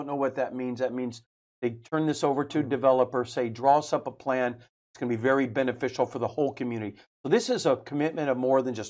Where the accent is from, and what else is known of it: Selma, California, United States; born or raised there; now in Fresno, United States